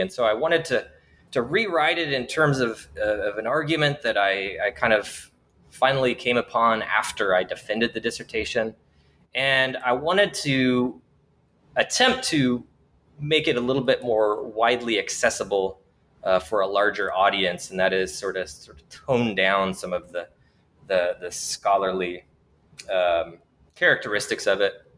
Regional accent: Washington, United States; moved away as an adult; also born or lived in New York City, United States; I'm originally from Washington State in the greater Pacific Northwest

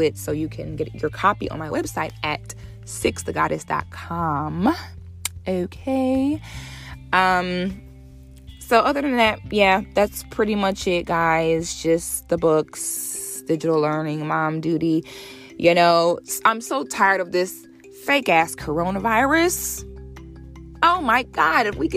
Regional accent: Ocala National Forest, Florida, United States; I grew up barefoot in the Ocala National Forest on the St. John's River in Florida.

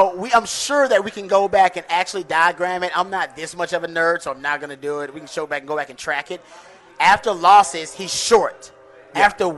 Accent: Houston, Texas, United States; No, I'm from Houston. Well, basically my Houston card just called into question because I'm from H-Town

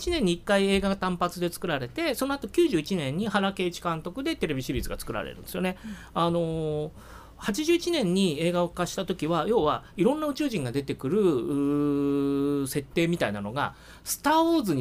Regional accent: Shizuoka, Japan; 静岡で生まれ育ったものとして DNA に染みついているのは、キテレツ大百科

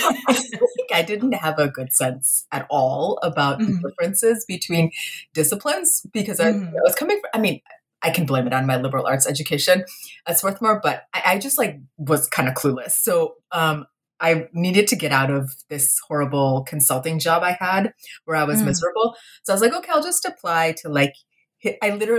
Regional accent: Kolkata, West Bengal, India; now in United States; I was born in India, in Kolkata, you know, to, like, a lower middle class family.

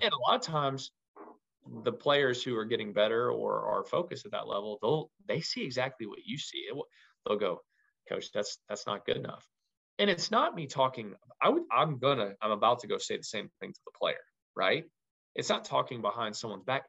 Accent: Louisville, Kentucky, United States; moved away as an adult; now in Troy, United States; I'm from Louisville, Kentucky. I went to Louisville Ballard High School

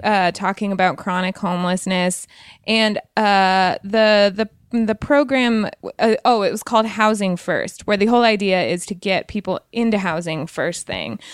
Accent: Wyoming, United States; moved away; also born or lived in Montana; I'm from Wyoming originally

